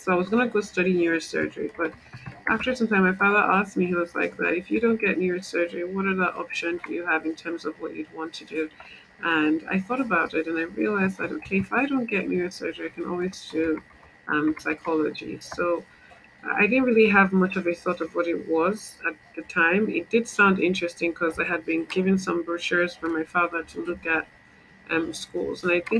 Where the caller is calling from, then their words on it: Lagos, Nigeria; Lagos, Nigeria.